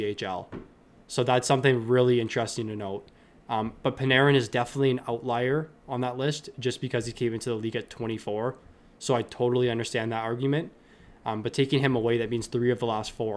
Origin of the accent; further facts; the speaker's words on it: Ontario, Canada; I'm from Ontario